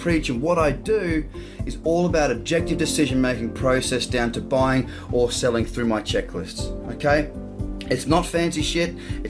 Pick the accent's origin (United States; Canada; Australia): Australia; As an Australian